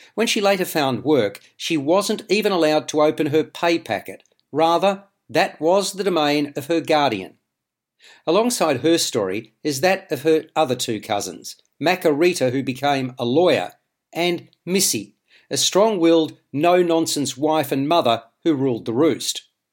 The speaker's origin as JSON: {"language": "English", "country": "Australia", "said": "As an Australian"}